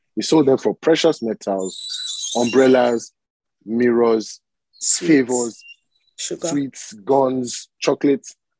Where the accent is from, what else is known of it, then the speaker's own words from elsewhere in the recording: Badagry, Lagos, Nigeria; I'm from Badagry, right, in Nigeria, in Lagos.